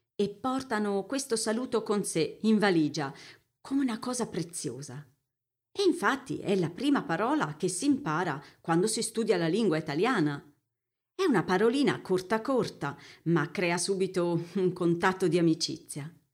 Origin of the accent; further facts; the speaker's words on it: Siena, Tuscany, Italy; moved away as an adult; also born or lived in German-speaking Switzerland; now in Switzerland; Sono toscana, di Siena, e vivo nella Svizzera tedesca da qualche anno.